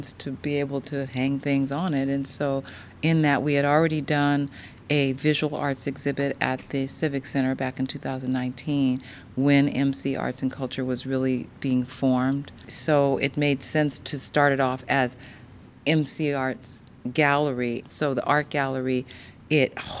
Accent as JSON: {"language": "English", "area": "Marin", "region": "California", "country": "United States", "tie": "born or raised there", "said": "I grew up in Marin"}